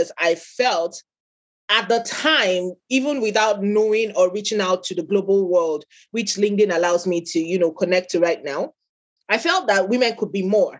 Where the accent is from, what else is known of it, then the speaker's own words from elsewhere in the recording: Nigeria; I am an African, I'm Nigerian